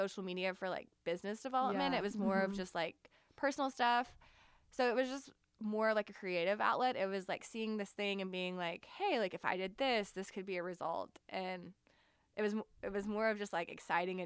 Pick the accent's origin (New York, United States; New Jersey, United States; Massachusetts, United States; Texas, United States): Texas, United States; Houston; now in Austin, United States; I grew up in Houston. It was south of Houston, so I grew up near NASA